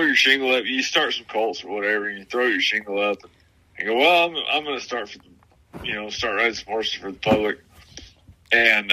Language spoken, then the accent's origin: English; Southern Oregon, United States; also born or lived in Arizona; I'm from Southern Oregon